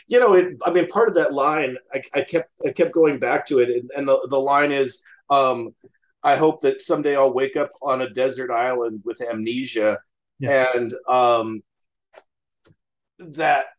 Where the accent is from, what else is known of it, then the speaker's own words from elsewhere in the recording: Western Nebraska, United States; I grew up in Western Nebraska